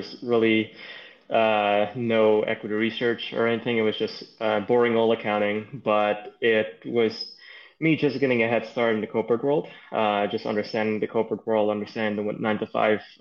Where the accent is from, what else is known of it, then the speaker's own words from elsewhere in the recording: New York City, New York, United States; also born or lived in Guyana; I was born in South America in British Guiana. And I came to New York when I was 7